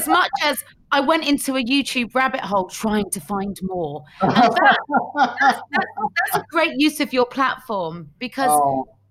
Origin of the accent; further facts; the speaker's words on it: United Kingdom; I was raised in Thatcher's Britain